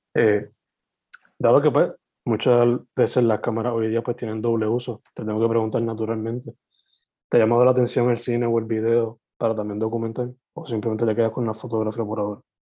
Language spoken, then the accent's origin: Spanish; Sabana Grande, southwest Puerto Rico, Puerto Rico; also born or lived in San Germán; yo siendo alguien naturalmente del suroeste, porque me crié en Sabana Grande, San Germán, esas dos áreas